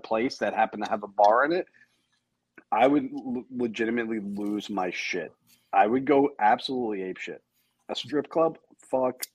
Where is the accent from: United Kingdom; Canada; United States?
United States; I'm an American citizen.